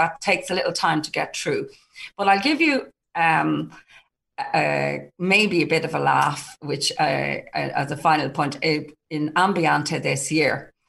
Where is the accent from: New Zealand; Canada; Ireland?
Ireland; as a small island, an Irish business, promote our Irishness and be proud of it.